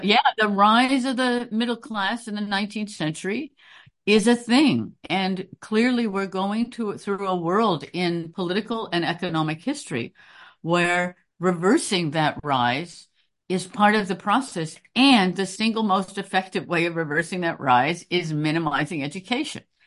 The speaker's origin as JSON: {"language": "English", "town": "Chicago", "region": "Illinois", "country": "United States", "also_born_or_lived": "Princeton / Durham, North Carolina", "moved": "yes", "lives_now": "New York, United States", "said": "a Chicagoan"}